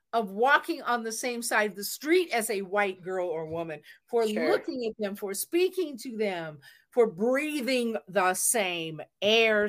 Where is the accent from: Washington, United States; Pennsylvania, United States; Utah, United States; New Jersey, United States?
Washington, United States; Seattle; I was born in the Pacific Northwest. I'm from Seattle, Washington